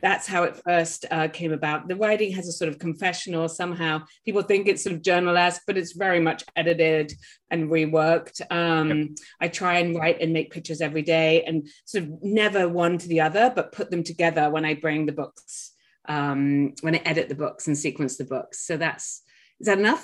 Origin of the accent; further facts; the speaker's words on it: England, United Kingdom; now in Maine, United States; I'm English by birth